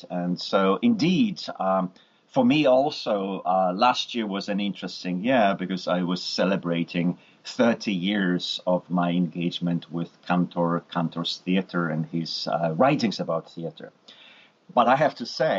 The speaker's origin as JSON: {"language": "English", "country": "Poland", "moved": "yes", "said": "I could speak Polish and that I was actually from Poland"}